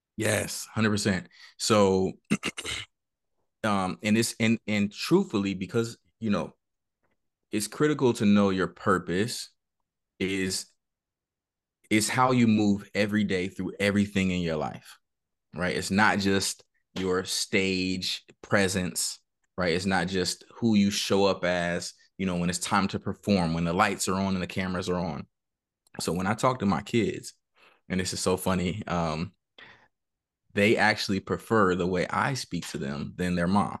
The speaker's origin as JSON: {"language": "English", "town": "San Bernardino", "region": "California", "country": "United States", "tie": "born or raised there", "said": "I grew up in Cali, uh, Southern California, San Bernardino"}